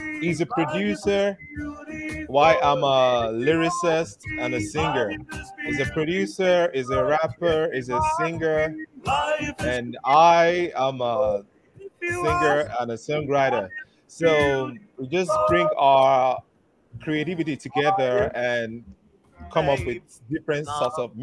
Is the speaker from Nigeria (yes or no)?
yes; South West, Nigeria; I'm from Nigeria, from the southwestern part of Nigeria